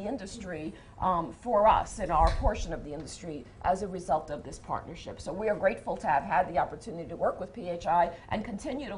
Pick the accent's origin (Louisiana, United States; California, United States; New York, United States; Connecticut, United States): New York, United States; New York City; As a New Yorker